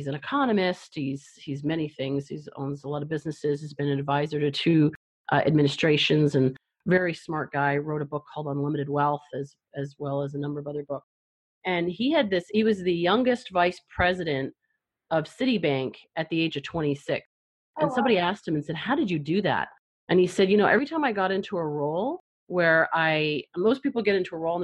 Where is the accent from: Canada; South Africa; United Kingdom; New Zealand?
Canada; moved away; also born or lived in Toronto; I'm from Canada, so that was back in Toronto